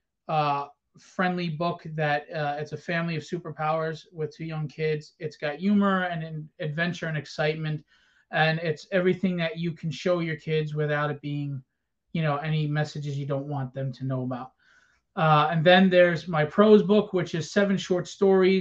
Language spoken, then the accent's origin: English; New York, United States; New York Comic Con, which is my hometown.